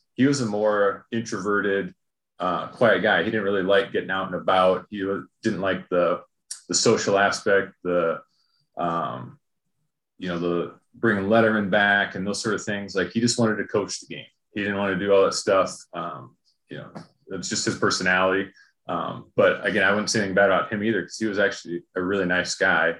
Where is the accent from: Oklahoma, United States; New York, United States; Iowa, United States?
Iowa, United States; Clear Lake; I'm from Clear Lake